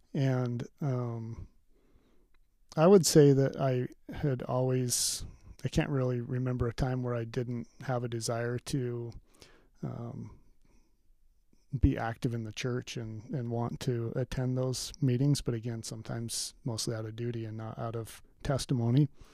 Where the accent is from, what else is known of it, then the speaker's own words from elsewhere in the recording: Pleasant Grove, Utah, United States; I grew up in Pleasant Grove, Utah.